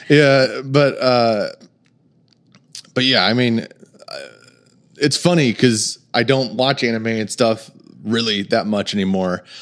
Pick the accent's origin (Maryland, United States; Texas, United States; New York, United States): Texas, United States; moved away as an adult; also born or lived in Saint Louis, Missouri; now in Oklahoma, United States; I actually went to high school in Texas